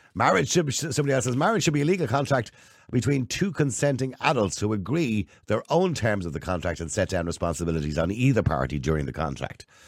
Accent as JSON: {"language": "English", "country": "Ireland", "said": "us Irish"}